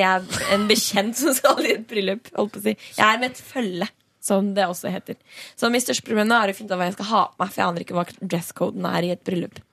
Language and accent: Norwegian; Stavern, Vestfold, Norway; ut ved kysten der jeg kommer fra Stavern